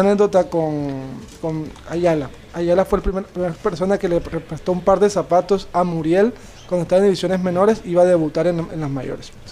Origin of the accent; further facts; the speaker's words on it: Barranquilla, Atlántico, Colombia; also born or lived in La Guajira (ancestry); Aquí en Barranquilla todos somos barranquilleros